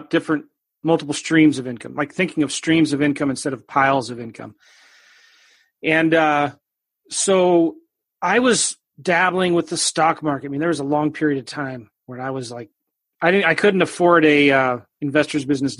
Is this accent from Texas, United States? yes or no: no; Southern California, United States; moved away as an adult; also born or lived in Iowa / Kansas City; I was raised in California, Southern California